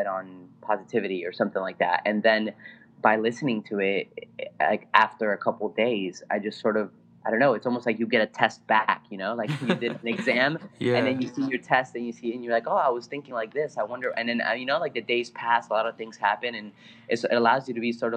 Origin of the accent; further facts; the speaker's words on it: Bolivia; English is a second language; also born or lived in California; now in New York, United States; English is my second language. I'm originally from Bolivia